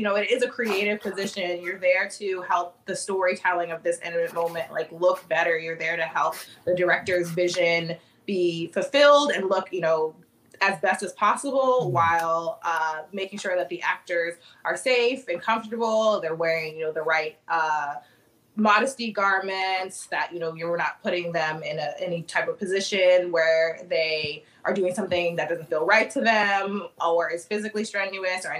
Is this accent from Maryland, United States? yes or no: yes; Annapolis, Maryland, United States; moved away as an adult; now in Chicago, United States; I've been in Chicago for the past 10 years, but I'm originally from Annapolis, Maryland